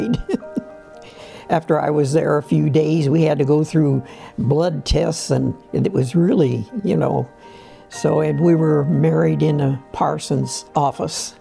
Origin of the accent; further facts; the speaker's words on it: Canton, Ohio, United States; my mother and dad had a restaurant in downtown Canton, and we had a hotel up above the restaurant, and that's where I was raised